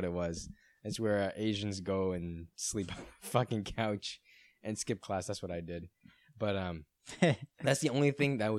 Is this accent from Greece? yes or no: no; Brighton, South East England, United Kingdom; He's one of those people, and I grew up in Brighton.